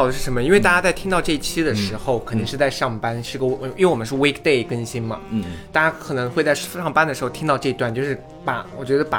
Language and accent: Chinese; Yunnan, China; 云南吧，我是云南人，不要去云南。